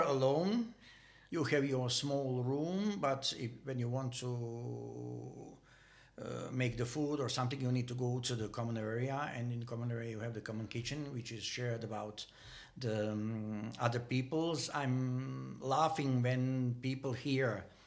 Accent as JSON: {"language": "English", "town": "Banja Luka", "region": "Republika Srpska", "country": "Bosnia & Herzegovina", "tie": "born or raised there", "second_language": "English", "moved": "as an adult", "lives_now": "Denmark", "said": "nearly impossible to live in my hometown. I was living in a city called Banja Luka"}